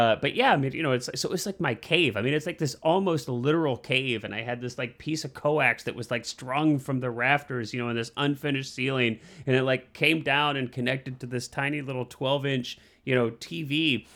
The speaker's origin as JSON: {"language": "English", "region": "Midwest", "country": "United States", "tie": "born or raised there", "said": "I grew up in the Midwest"}